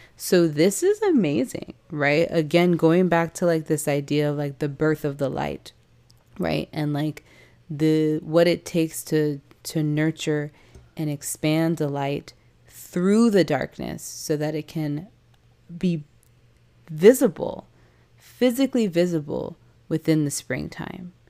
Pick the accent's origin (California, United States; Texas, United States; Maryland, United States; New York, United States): California, United States; San Diego; I was raised in San Diego, California